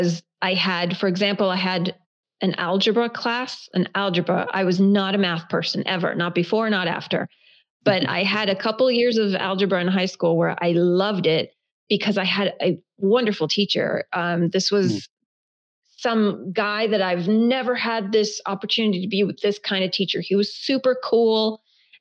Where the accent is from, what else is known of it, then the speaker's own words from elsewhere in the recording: the South, United States; first language Hebrew; English is a second language; also born or lived in Israel; growing up in the South